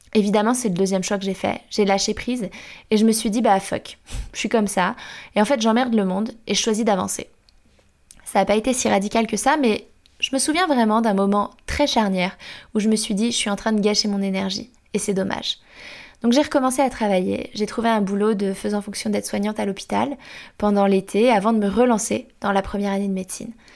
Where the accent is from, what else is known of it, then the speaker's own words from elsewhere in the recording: Angers, Pays de la Loire, France; Je viens d'Angers, dans l'Ouest